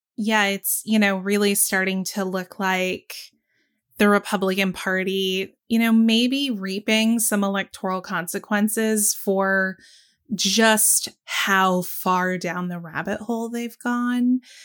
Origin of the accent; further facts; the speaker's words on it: the South, United States; I'm a Southerner